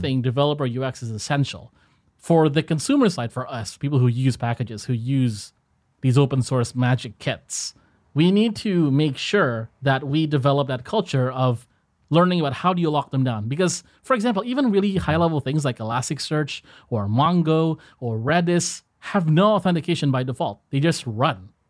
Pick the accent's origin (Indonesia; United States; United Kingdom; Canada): Indonesia; So, Indonesia, a, as a people, we are mo-, we are not very outspoken